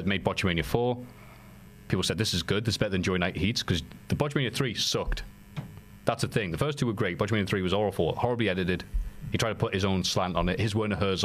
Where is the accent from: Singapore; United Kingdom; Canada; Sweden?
United Kingdom; accent: British; with my fine British accent